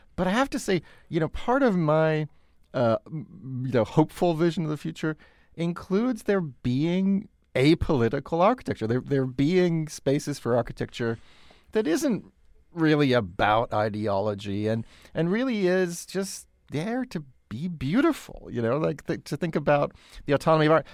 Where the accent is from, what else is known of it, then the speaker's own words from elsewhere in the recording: United Kingdom; moved away; like the Grenfell Tower in London, a case in you know, my home country